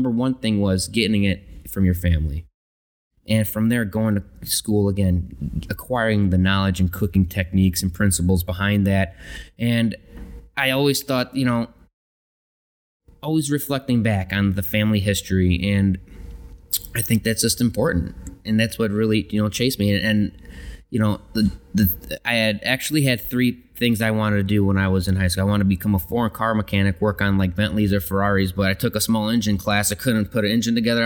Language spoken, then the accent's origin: English; Chicago, Illinois, United States; moved away; I'm originally from Chicago. Grew up in a big Italian family